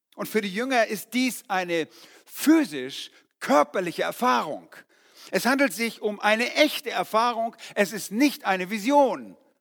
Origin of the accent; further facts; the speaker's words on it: Germany; also born or lived in Yukon, Canada; bei uns in Deutschland